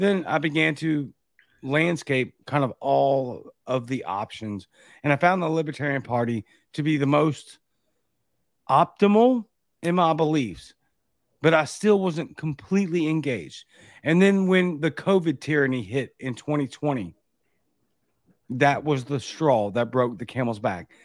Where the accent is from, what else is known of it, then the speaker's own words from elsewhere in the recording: Baton Rouge, Louisiana, United States; now in Jackson, Mississippi, United States; I'm from Baton Rouge, Louisiana, but I live near Jackson, Mississippi